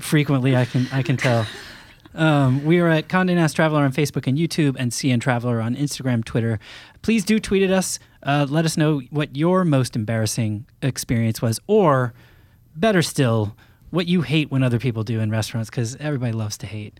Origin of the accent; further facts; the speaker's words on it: Maine, United States; I grew up in Maine